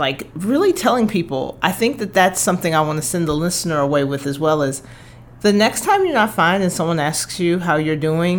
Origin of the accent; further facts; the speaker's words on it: Chicago, Illinois, United States; moved away as an adult; now in Iowa, United States; because I'm from Chicago, so I'm not too far from here.